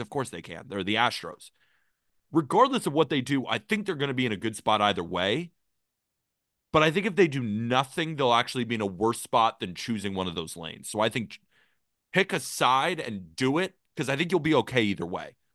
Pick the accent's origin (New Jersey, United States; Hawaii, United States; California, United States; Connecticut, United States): California, United States; Santa Barbara; I grew up in Santa Barbara, California